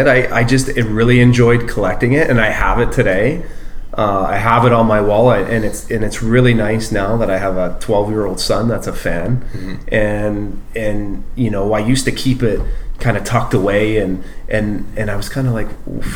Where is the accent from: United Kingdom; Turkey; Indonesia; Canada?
Canada; Oshawa, Ontario; growing up in Oshawa